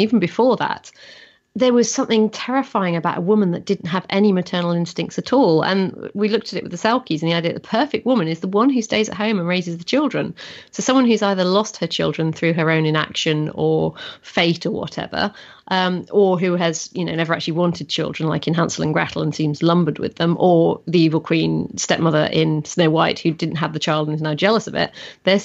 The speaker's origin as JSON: {"language": "English", "region": "Yorkshire and the Humber", "country": "United Kingdom", "tie": "born or raised there", "said": "growing up in North Yorkshire"}